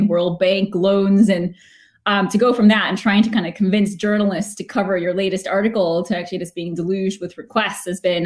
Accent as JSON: {"language": "English", "country": "United States", "moved": "yes", "lives_now": "Edinburgh, United Kingdom", "said": "as an American"}